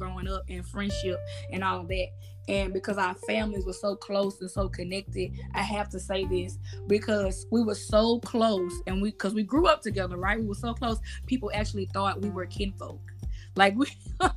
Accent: Mississippi, United States; my mom's side of the family is in Mississippi, and I grew up in Mississippi

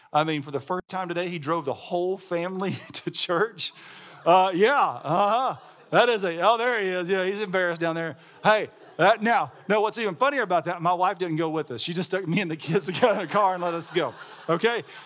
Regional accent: Alabama, United States; I'm from Alabama. Like, I grew up on, you know, fried chicken and hamburgers and barbecue

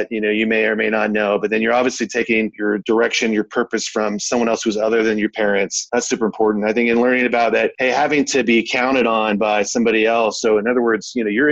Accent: Oakdale, California, United States; moved away; I'm originally from Oakdale, California. There in NorCal, not too far where you currently live, Jack, and born and raised in the Central Valley in a small agricultural town

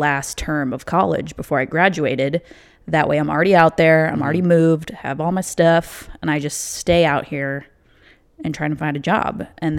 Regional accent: Naperville, Illinois, United States; moved away as an adult; now in Los Angeles, United States; Yes, I am from Illinois. I grew up in Naperville, which is a western suburb of Chicago. I went to college in the city

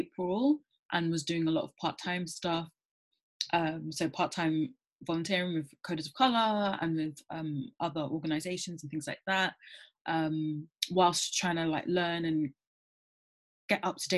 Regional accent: London, United Kingdom; I grew up in London, born and raised.

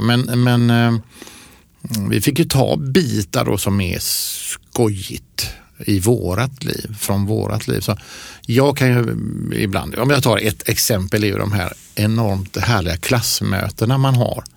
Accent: Ucklum, Västra Götaland, Sweden; moved away; jag växte upp i Ucklum.

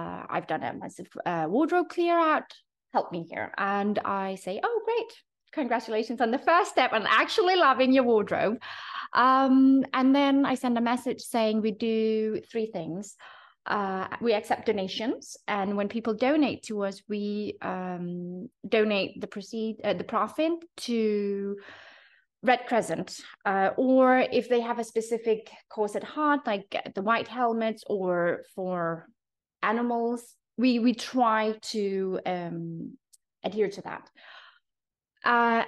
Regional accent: Denmark; now in Abu Dhabi, United Arab Emirates; Being from Denmark, sustainability, secondhand, vintage, red thrift stores, all this is a part of growing up in Denmark

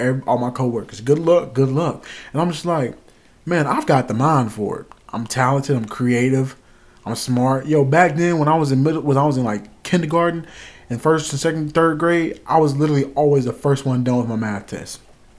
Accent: South Carolina, United States; born there; also born or lived in Arkansas; My childhood, I was born in South Carolina. I moved a lot. I moved from South Carolina to North Carolina to Arkansas, back to a part of North Carolina, then to another part, which was basically like 20 minutes away.

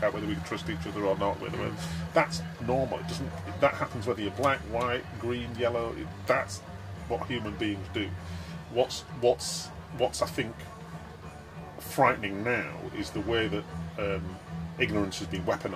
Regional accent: Wakefield, Yorkshire and the Humber, United Kingdom; now in London, United Kingdom; I just remember growing up in Wakefield

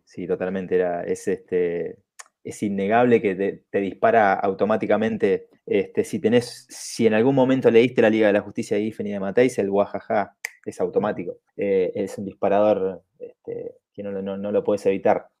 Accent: Bariloche, Río Negro, Argentina; also born or lived in southern Chile; me había pasado 10 años viviendo prácticamente en el campo, en el sur de Chile, donde yo nací, eh, y, viviendo en pueblitos muy chiquitos, y después me vine a Argentina

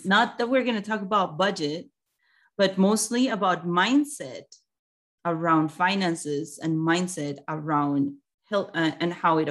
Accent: Colombia; now in United States; Yeah, I'm from Colombia.

